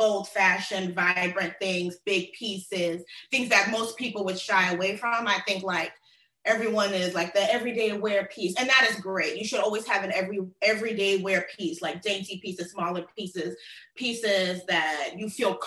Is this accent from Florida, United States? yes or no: yes; Miami, Florida, United States; also born or lived in Tallahassee; I was born in Miami and raised in like the South Florida area, that Tri-County